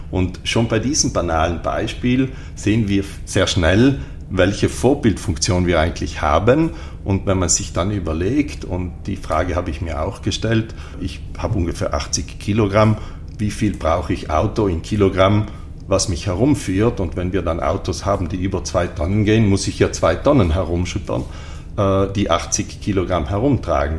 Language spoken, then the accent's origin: German; Ritten, Trentino-Alto Adige, Italy; ich bin hier am Ritten aufgewachsen